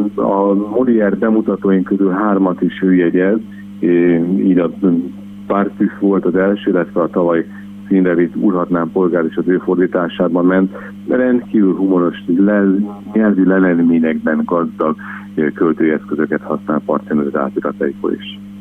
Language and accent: Hungarian; Szeged, Csongrád-Csanád, Hungary; Én természetesen Szegedi lévén